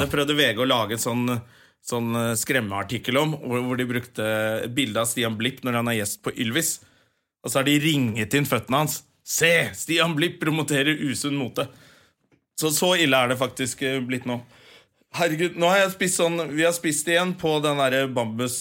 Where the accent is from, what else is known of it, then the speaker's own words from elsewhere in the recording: Finnmark, Norway; Vi er jo fra Finnmark